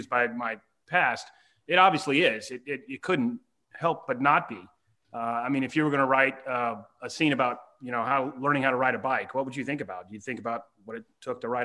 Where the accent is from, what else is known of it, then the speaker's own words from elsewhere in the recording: Texas, United States; also born or lived in Okinawa, Japan; I grew up in Texas, in rural land of Texas, hunted all the time, camped all the time.